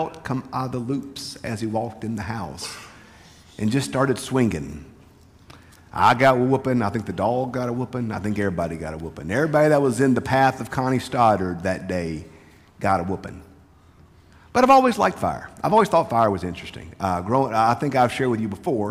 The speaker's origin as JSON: {"language": "English", "country": "United States", "tie": "born or raised there", "said": "Growing up in Lincoln County"}